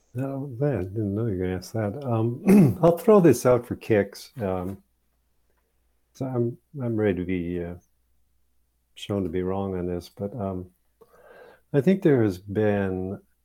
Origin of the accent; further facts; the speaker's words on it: Saginaw, Michigan, United States; I grew up in Saginaw, Michigan.